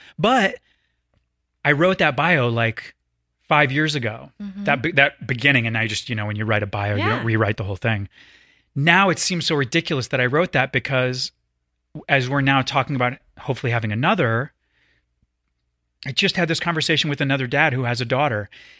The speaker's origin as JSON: {"language": "English", "region": "the South", "country": "United States", "tie": "born or raised there", "said": "I want you to know I grew up in the South. I traveled the world."}